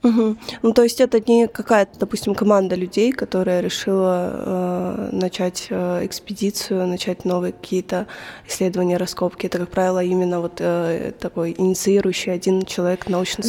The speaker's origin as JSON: {"language": "Russian", "town": "Belgorod", "region": "Belgorod Oblast", "country": "Russia", "said": "я сама из Белгорода"}